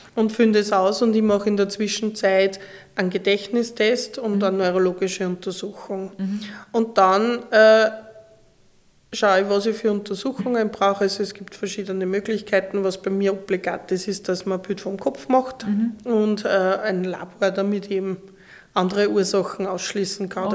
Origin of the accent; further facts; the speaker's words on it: Linz, Upper Austria, Austria; also born or lived in Graz; ich bin eine Oberösterreicherin, ja. eine Linzerin.